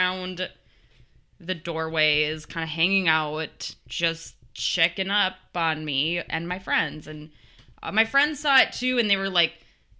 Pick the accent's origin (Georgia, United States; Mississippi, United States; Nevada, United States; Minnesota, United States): Minnesota, United States; Edina; I grew up in Edina, Minnesota